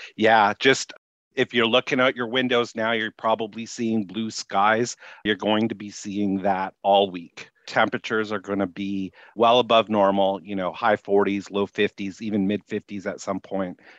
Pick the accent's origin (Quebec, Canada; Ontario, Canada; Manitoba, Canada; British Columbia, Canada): Manitoba, Canada; Winnipeg; moved away as an adult; I grew up in Winnipeg.